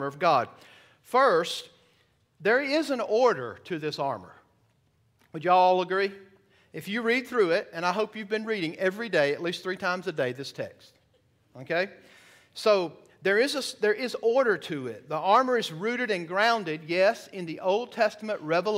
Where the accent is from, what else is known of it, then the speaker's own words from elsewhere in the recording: the South, United States; moved away; I'm from the South